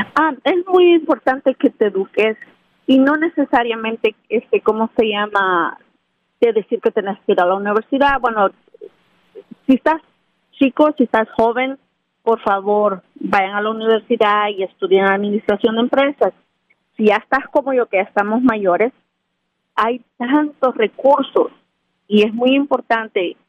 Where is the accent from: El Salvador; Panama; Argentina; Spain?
El Salvador; Santiago Texacuangos, San Salvador; moved away; yo crecí en un pueblo de El Salvador que se llama Santiago Texacuangos.